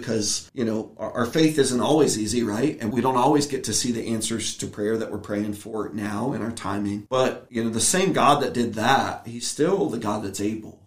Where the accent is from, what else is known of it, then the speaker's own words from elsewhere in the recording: Virginia, United States; also born or lived in Ohio; I was born in Virginia